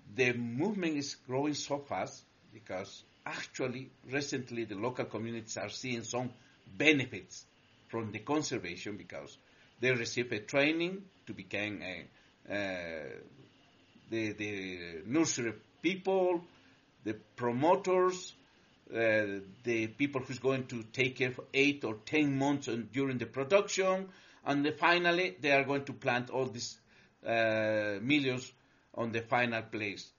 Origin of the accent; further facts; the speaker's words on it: Cusco, Peru; we come from the Andes. Uh, we we uh, basically we are based on Cusco, Peru, the center of the world